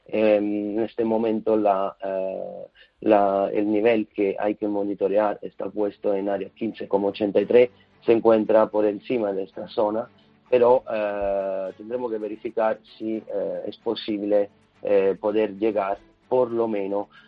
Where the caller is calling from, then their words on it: Madrid, Community of Madrid, Spain; de Madrid.